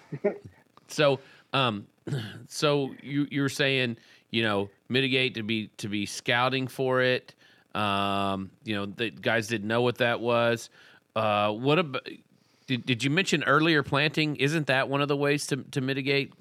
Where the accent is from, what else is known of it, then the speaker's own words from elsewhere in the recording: Texas, United States; growing up in Texas